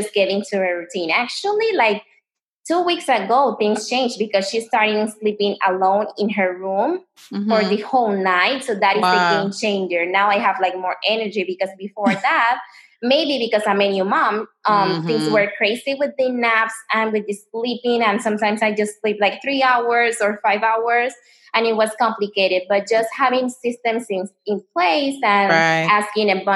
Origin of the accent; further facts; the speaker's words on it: Panama; moved away as an adult; now in United States; I'm American, but I was raised in Panama. You know, everybody comes to the States, but in my case, they decide to take me out of the States.